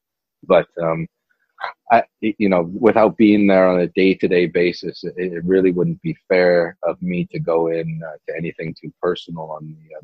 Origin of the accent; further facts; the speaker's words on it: Cleveland, Ohio, United States; moved away as an adult; Yes, I grew up in Cleveland, Ohio, until I was 18 years old. And then I moved out to Los Angeles and went to UCLA for about 2.5 years. And then I went over to the UK.